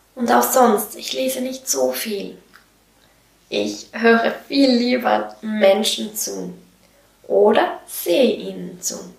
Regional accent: Switzerland; Wie du wahrscheinlich hörst, komme ich aus der Schweiz

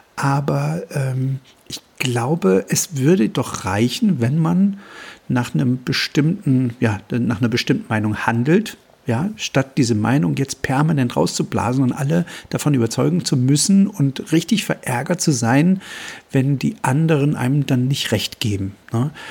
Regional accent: Germany; hier bei uns in Deutschland

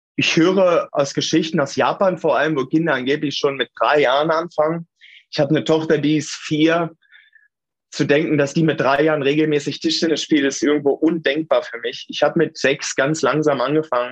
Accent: Hameln, Lower Saxony, Germany; ich bin in Tündern aufgewachsen. Das ist ein Ortsteil von der Rappenfängerstadt Hameln

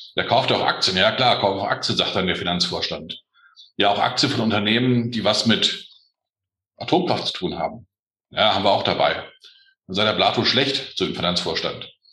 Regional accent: northeast Hesse, Germany; ich bin eigentlich Hesse. Ich bin Ost, Ost, Nordosthesse

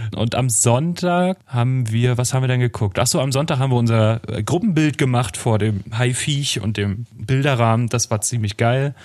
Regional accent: Northern Germany, Germany; bei uns in Norddeutschland

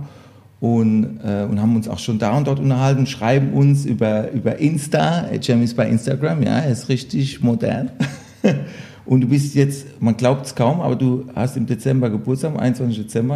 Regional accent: Electoral Palatinate, Kurpfalz, Germany; ich bin Kurpfälzer

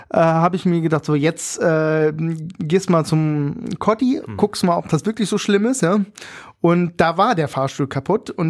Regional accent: Berlin, Germany; ja, wir sind Berliner, wir machen

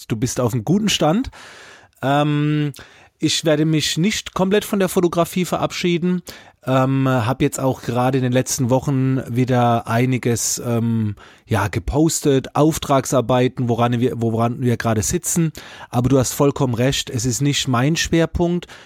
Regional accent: Baden-Württemberg, Germany; Ich komme aus der Nähe von Heidelberg, habe zwei Kinder, bin glücklich verheiratet

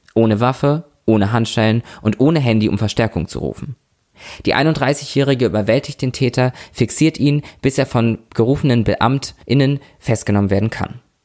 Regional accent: Lübeck, Schleswig-Holstein, Germany; now in Berlin, Germany; Gebürtig komme ich aus Norddeutschland

